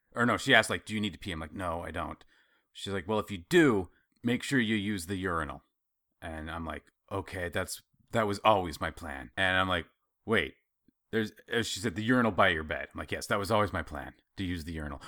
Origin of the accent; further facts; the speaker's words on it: Idaho, United States; I grew up in Idaho